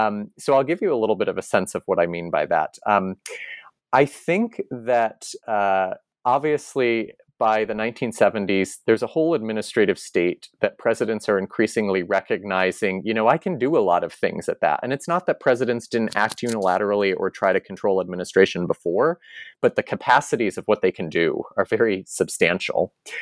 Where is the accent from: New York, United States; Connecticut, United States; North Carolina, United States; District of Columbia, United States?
Connecticut, United States; So back in my home state of Connecticut, at least one independent bookseller near New Haven in Madison, Connecticut is called RJ Julia.